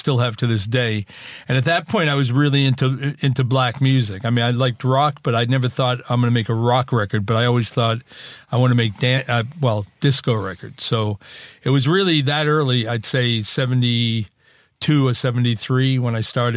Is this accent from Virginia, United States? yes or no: no; Boston, Massachusetts, United States; moved away as an adult; also born or lived in New York; I'm from Boston